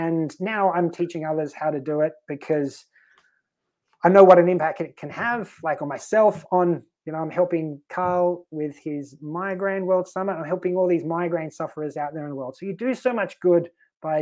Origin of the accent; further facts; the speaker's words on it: Australia; moved away as an adult; also born or lived in Sweden; now in Malta; we're in Sweden, but I'm Australian